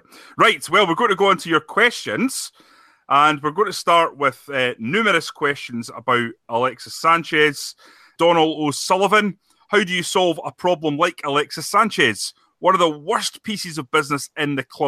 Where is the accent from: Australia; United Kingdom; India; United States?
United Kingdom; Scotland; I'm a Scottish football journalist